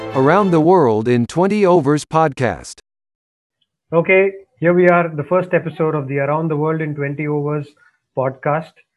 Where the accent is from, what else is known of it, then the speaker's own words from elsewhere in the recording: Chennai, Tamil Nadu, India; I'm from Chennai